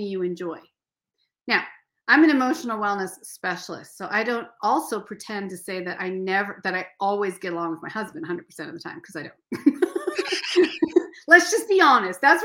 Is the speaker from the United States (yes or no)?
yes; Seattle, Washington, United States; moved away; I grew up canoeing on Puget Sound